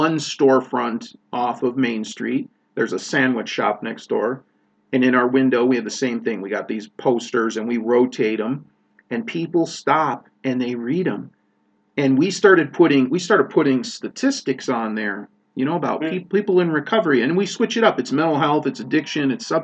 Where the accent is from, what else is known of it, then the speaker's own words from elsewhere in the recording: Chicago, Illinois, United States; I grew up in Chicago in a big city